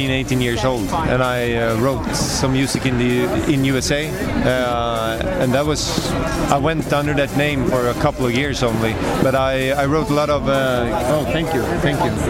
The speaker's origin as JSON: {"language": "English", "country": "Sweden", "second_language": "English", "said": "I'm from Sweden, and you're listening to Radio International with JP"}